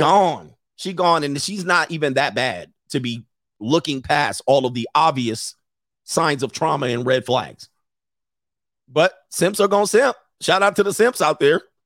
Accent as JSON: {"language": "English", "town": "Los Angeles", "region": "California", "country": "United States", "tie": "born or raised there", "said": "I grew up in the San Fernando Valley in my late teen-, teens"}